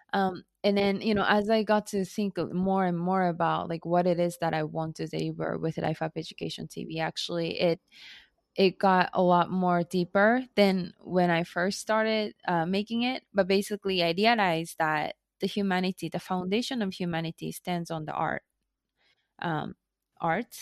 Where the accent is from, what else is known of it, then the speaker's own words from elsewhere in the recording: Japan; English is a second language; moved away as an adult; also born or lived in United States; now in Tokyo, Japan; I was born and raised in Japan